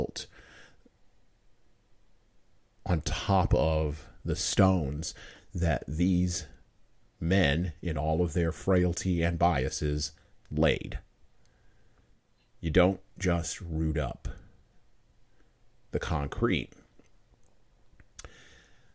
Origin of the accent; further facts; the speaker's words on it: United States; part of the 12.4% of the population that identifies as an American who happens to have brown skin